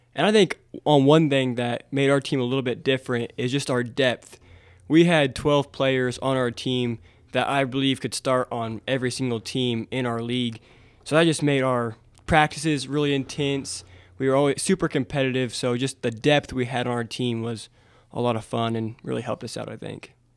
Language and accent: English; Montezuma, Kansas, United States; growing up in Montezuma